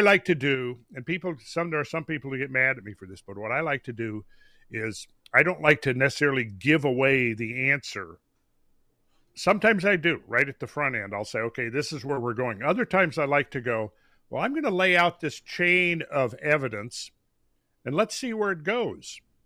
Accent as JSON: {"language": "English", "region": "Minnesota", "country": "United States", "tie": "born or raised there", "said": "I grew up in Minnesota"}